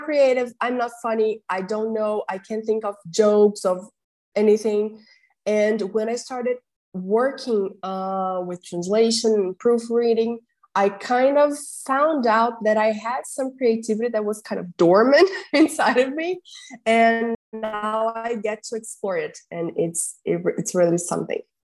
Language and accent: English; Brazil; English is a second language; I'm Brazilian.